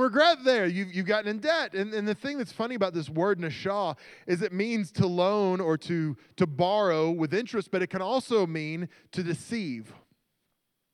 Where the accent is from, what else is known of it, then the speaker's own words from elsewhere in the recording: Oklahoma, United States; now in Pennsylvania, United States; I'm from Oklahoma, and all the people in Oklahoma are just like that.